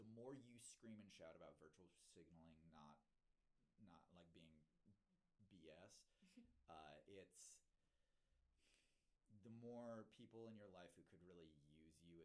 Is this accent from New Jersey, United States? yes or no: no; Kentucky, United States; moved away; I grew up in Kentucky